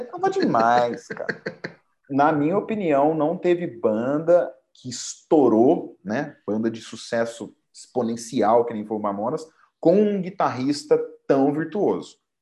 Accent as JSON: {"language": "Portuguese", "town": "Poços de Caldas", "region": "Minas Gerais", "country": "Brazil", "said": "sou mineiro de Poços de Caldas"}